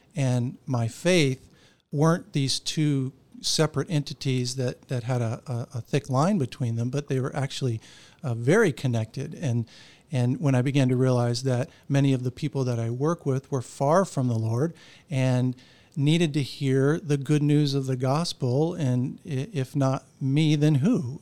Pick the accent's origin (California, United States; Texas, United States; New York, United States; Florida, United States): Florida, United States; Orlando; I grew up right here in Orlando